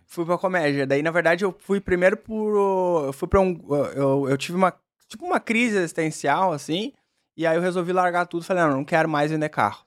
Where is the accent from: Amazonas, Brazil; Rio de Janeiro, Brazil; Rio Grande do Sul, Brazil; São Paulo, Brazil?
Rio Grande do Sul, Brazil; Caxias do Sul; also born or lived in Porto Alegre; Sou natural de Caxias do Sul